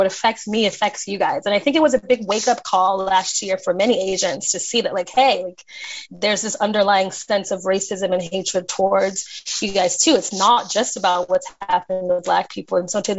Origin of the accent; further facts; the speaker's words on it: Chicago, Illinois, United States; moved away as an adult; also born or lived in Los Angeles / Paris / Taiwan; I am originally from Chicago, grew up there, came out to LA for college. And then after college, I moved abroad for 8 years. I spent most of that time in Europe, in Paris, and I spent about 3 years of that time in Taiwan.